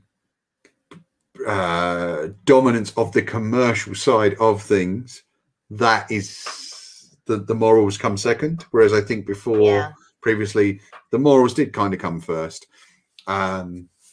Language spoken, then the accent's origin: English; United Kingdom; as a British person